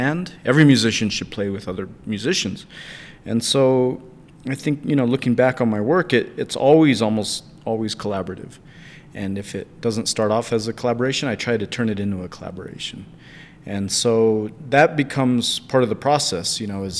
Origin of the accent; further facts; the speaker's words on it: United States; moved away; also born or lived in Chinle, Arizona / Albuquerque, New Mexico; I grew up in Chinle, Arizona, and later on the family moved to Albuquerque